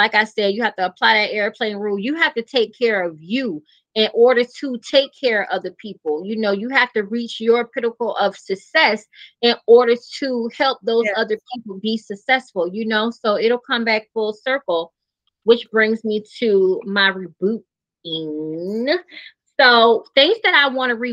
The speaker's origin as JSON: {"language": "English", "town": "Savannah", "region": "Georgia", "country": "United States", "tie": "born or raised there", "also_born_or_lived": "Atlanta, Georgia", "moved": "as an adult", "said": "I move back to my hometown, Savannah"}